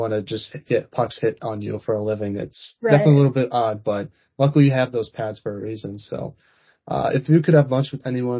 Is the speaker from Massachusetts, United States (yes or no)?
yes; Boston, Massachusetts, United States; We're also from Boston, too